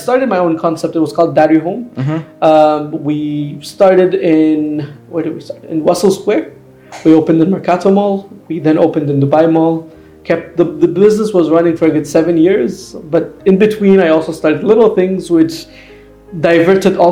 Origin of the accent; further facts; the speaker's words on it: Canada; I was born in Canada